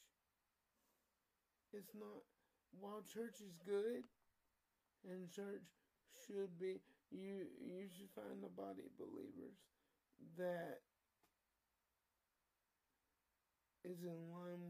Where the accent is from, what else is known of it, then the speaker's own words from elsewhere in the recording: United States; I'm still an American, and I'm a proud American